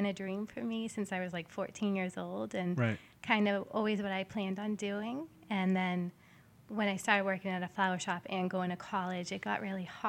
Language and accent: English; Gloucester, Massachusetts, United States; I grew up in Gloucester, in Magnolia, so right where the shop is, and it's a beautiful area. There's the ocean's right there.